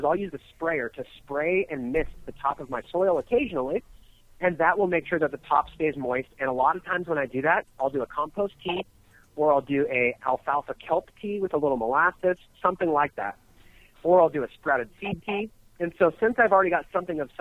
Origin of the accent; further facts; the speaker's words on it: California, United States; now in Colorado, United States; I grew up in California